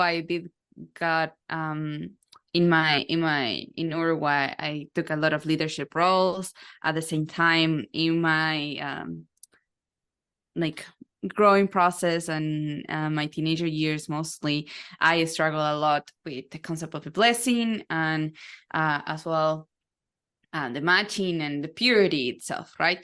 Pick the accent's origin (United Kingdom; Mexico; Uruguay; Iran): Uruguay; now in United States; so I'm originally from South America, Uruguay. I was born as the first, second generation there